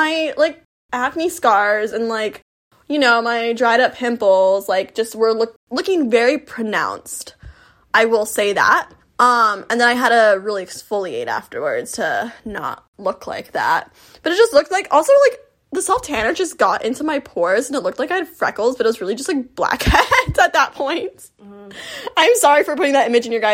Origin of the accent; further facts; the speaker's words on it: Florida, United States; I'm from Florida